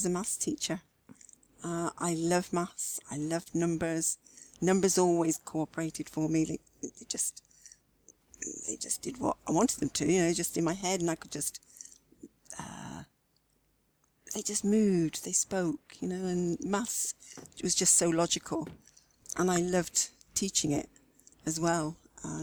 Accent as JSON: {"language": "English", "town": "Swindon", "region": "South West England", "country": "United Kingdom", "tie": "born or raised there", "also_born_or_lived": "Gloucestershire", "accent": "West Country", "said": "Wiltshire. I grew up in Swindon, Wiltshire, and I actually lived in Gloucestershire for 30-odd years as well"}